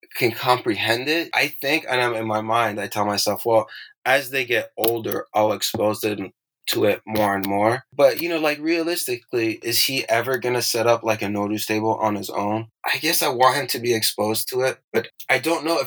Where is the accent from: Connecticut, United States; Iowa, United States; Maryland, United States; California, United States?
California, United States; Irvine; first language Persian; English is a second language; also born or lived in Tehran, Iran; I grew up in Irvine, California.